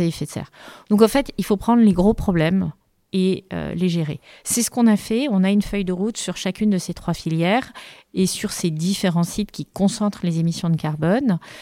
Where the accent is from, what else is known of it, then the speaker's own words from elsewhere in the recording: France; en tant que Français